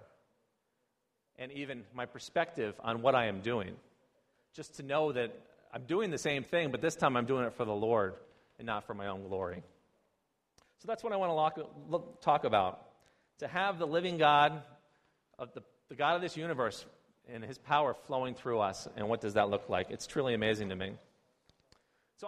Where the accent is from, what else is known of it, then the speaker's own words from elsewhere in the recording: United States; moved away as an adult; now in China; I'm an American